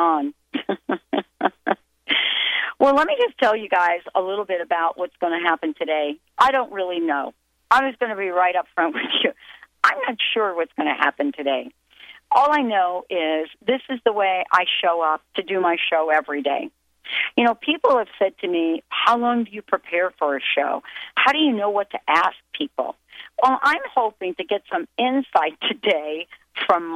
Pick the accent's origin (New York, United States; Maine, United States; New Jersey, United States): New Jersey, United States; western; I grew up in New Jersey, but I lived in the western part of New Jersey, which was very, very close to New Hope